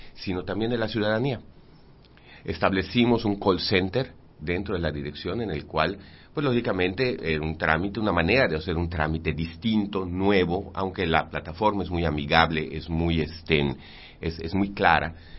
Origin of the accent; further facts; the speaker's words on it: Mérida, Yucatán, Mexico; yo crecí en Santiago